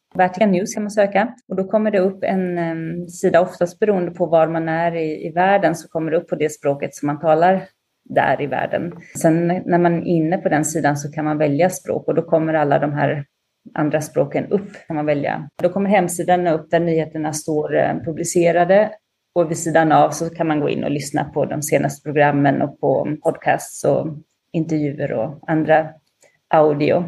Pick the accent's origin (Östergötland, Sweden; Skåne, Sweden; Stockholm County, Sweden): Östergötland, Sweden; Linköping; moved away as an adult; also born or lived in Sardinia, Italy; now in Rome, Italy; jag är uppvuxen i Linköping